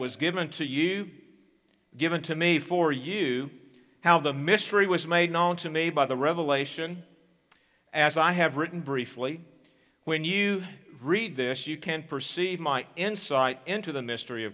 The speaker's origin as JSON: {"language": "English", "country": "United States"}